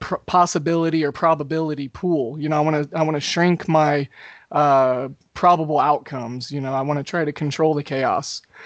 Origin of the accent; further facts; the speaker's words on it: Oklahoma, United States; I grew up in Oklahoma